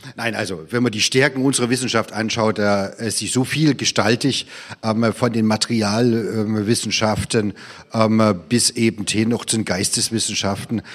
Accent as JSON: {"language": "German", "town": "Dresden", "region": "Saxony", "country": "Germany", "tie": "born or raised there", "said": "weil es eine tolle Universität ist, ne? In meiner Heimatstadt"}